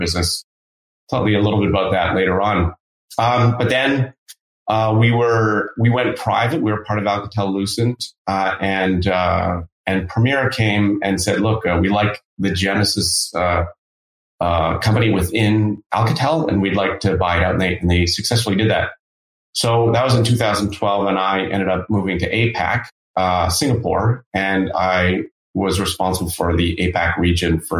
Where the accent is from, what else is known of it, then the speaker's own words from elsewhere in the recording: Canada; I'm Canadian, born and raised